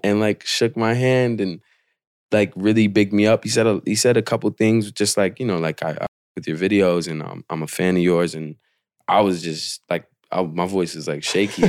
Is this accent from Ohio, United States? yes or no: no; Portland, Oregon, United States; I was born and raised in Portland